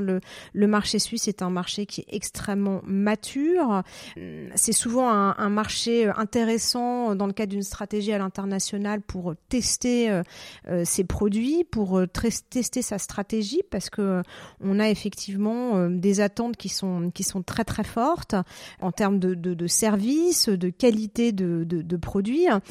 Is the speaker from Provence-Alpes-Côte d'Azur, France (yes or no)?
no; Paris, Île-de-France, France; moved away as an adult; now in Zurich, Switzerland; je suis parisienne